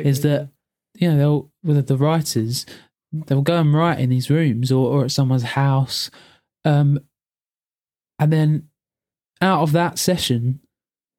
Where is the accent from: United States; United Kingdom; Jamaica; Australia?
United Kingdom; England; we're just English